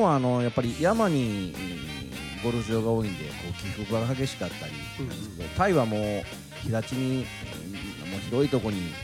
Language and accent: Japanese; Nara, Japan; moved away as an adult; also born or lived in Osaka; now in Thailand; 生まれは奈良で、えっ、ー、と、そこから大阪で、えっ、ー、と、働いてましたんで。もう、もう関西から出たことない